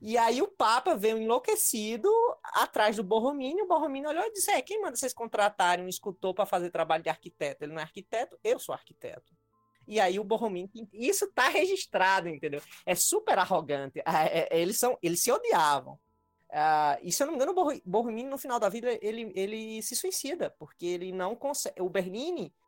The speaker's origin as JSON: {"language": "Portuguese", "region": "Ceará", "country": "Brazil", "tie": "born or raised there", "also_born_or_lived": "Paraíba / Minas Gerais", "moved": "yes", "lives_now": "Brasília, Brazil", "said": "eu sou um paraíba cearense, eu nasci no Ceará, mas Fiz minha formação acadêmica toda na Paraíba"}